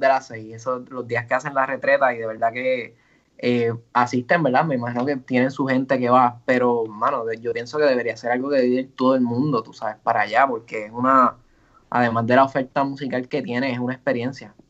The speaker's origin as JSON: {"language": "Spanish", "town": "Ponce", "country": "Puerto Rico", "said": "soy ponceño"}